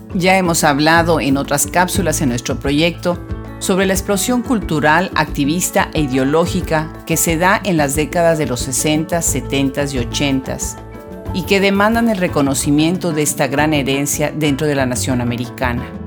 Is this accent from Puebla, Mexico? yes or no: yes; Puebla, Mexico; now in United States; mi ciudad natal